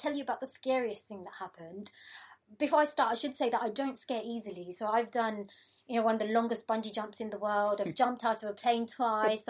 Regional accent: London, United Kingdom; I grew up in Tower Hamlets in East London in a family of 8 children

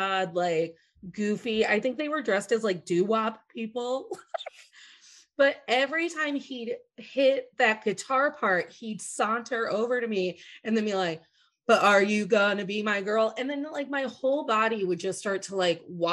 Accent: Midwest, United States; growing up in the Midwest

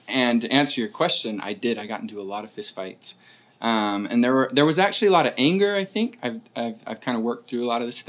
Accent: Murray, Utah, United States; I grew up in Murray, Utah

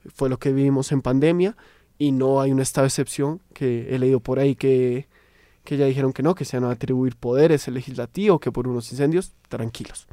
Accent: Colombia; como buenos colombianos, ya estaremos pensando

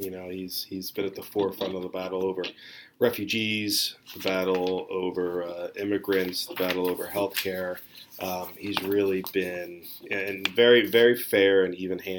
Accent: Philadelphia, Pennsylvania, United States; I will continue to refer to him as Newman, only because we're from the Philadelphia area and we all say Newman.

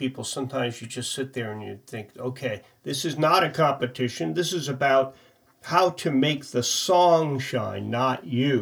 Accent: Connecticut, United States; I'm from Connecticut, and I live here right now

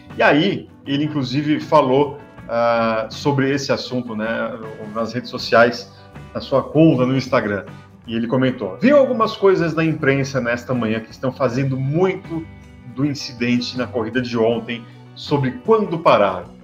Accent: São Paulo, Brazil; Eu sou de São Paulo, então eu falo bolacha

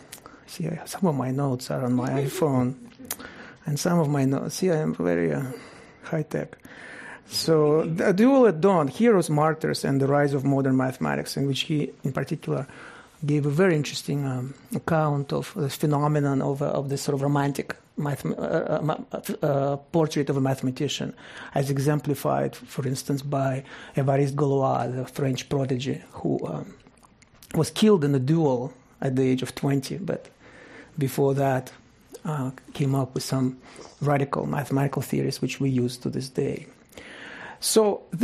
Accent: Russia; moved away; I grew up in Russia, in the Soviet Union

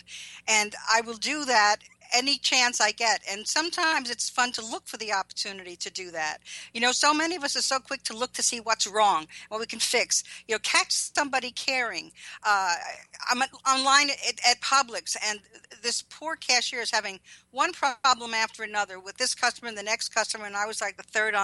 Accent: Levittown, New York, United States; also born or lived in Brooklyn, New York; Brooklyn till I was 7, and then Levittown, Long Island.

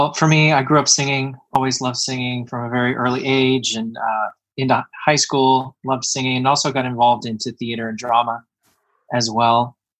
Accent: Kentucky, United States; moved away; also born or lived in New York; I grew up in Kentucky

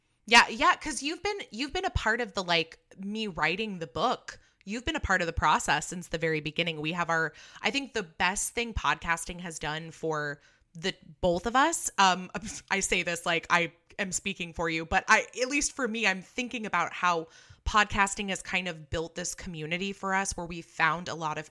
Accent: California, United States; You're from the East Coast, and I'm from California, where we just, this is not, we don't have a white Christmas.

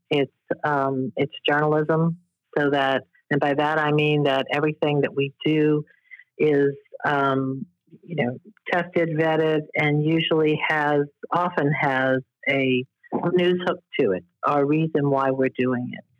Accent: New Orleans, Louisiana, United States; moved away as an adult; now in Washington, D.C., United States; New Orleans, and that's my hometown

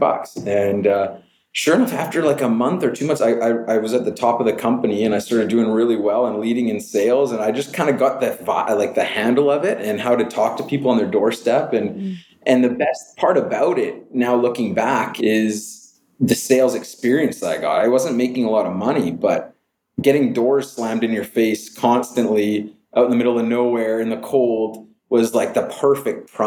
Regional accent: Calgary, Alberta, Canada; moved away; also born or lived in Vancouver; I grew up in Calgary. Well, I was born in Vancouver. I grew up in Calgary with my mom

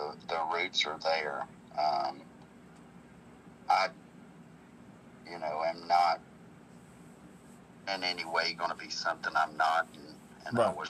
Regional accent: Seymour, Tennessee, United States; moved away as an adult; now in Nashville, United States; it was amazing growing up there, and there's no better place to grow up than East Tennessee.

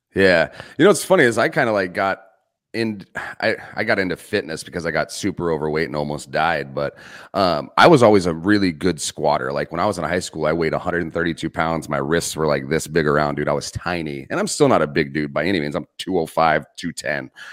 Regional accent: Arizona, United States; I grew up in Arizona.

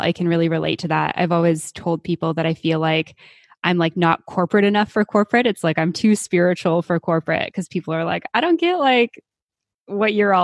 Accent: Canada; also born or lived in Mexico; now in Panama; being Canadian

